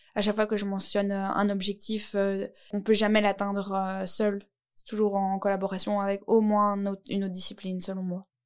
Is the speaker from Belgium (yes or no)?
yes; Nivelles, Wallonia, Belgium; je viens de Nivelles